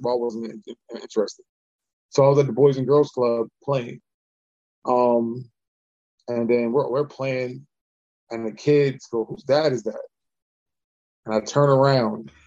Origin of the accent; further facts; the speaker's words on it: Baltimore, Maryland, United States; I'm from Baltimore